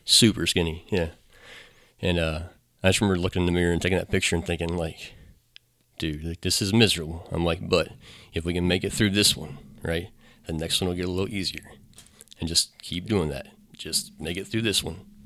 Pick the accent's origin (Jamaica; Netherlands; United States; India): United States; Newmarket; also born or lived in Middletown / Monroe; Grew up and went to Hillsborough High School and stayed around here